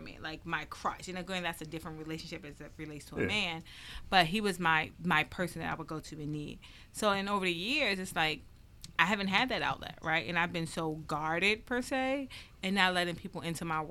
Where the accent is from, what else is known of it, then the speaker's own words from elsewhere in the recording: Randallstown, Maryland, United States; I grew up in Randallstown. And at times, I struggle with, when people hear you're from Baltimore, right? I grew up in Baltimore County.